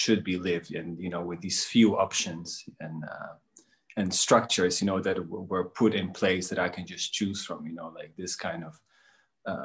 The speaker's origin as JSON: {"language": "English", "country": "Netherlands", "tie": "born or raised there", "also_born_or_lived": "Bosnia and Herzegovina", "said": "I was born in Bosnia, and I grew up in Holland for a majority of my life. I moved there as when I was a kid"}